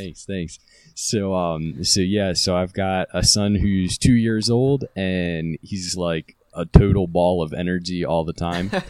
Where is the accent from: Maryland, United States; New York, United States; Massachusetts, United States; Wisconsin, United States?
Maryland, United States; Carroll County; I was Maryland born and raised